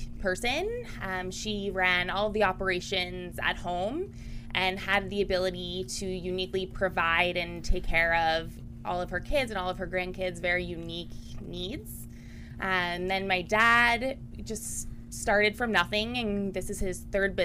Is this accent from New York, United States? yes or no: no; Baltimore, Maryland, United States; Born and raised in Baltimore, Maryland.